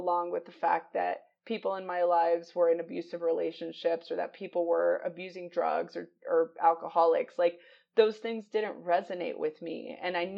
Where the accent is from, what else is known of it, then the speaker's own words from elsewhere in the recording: United States; I'm American